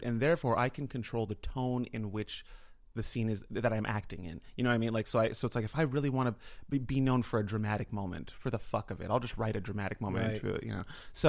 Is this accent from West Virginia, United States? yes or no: no; California, United States; I lived in San Francisco. I grew up in the Bay Area